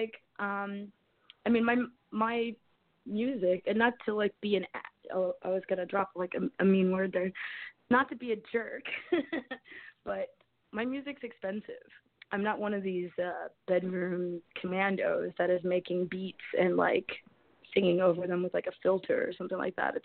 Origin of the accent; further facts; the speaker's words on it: Columbia, Maryland, United States; I grew up in Columbia, Maryland, which is like between Baltimore and D.C.